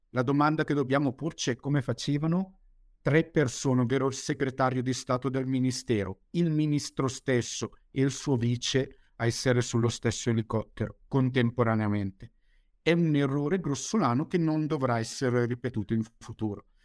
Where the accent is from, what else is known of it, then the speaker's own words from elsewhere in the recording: Bergamo, Lombardy, Italy; Sì, sono di Bergamo.